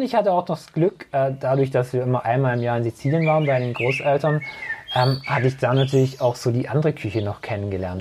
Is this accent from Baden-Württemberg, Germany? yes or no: yes; Herrenberg, Baden-Württemberg, Germany; ich bin jetzt seit 42 Jahren in Herrenberg, also gebürtiger Herrenberger.